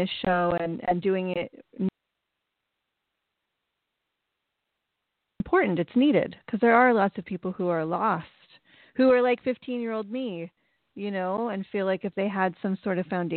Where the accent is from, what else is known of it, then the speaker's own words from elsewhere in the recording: United States; I was raised in the United States